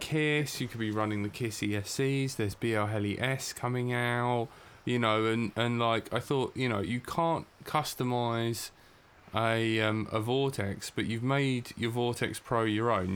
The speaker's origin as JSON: {"language": "English", "town": "Brighton", "region": "South East England", "country": "United Kingdom", "said": "we are from the UK. So I'm from Brighton."}